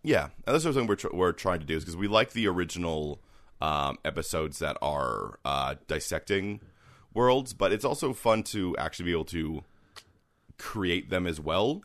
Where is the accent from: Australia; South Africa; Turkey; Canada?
Canada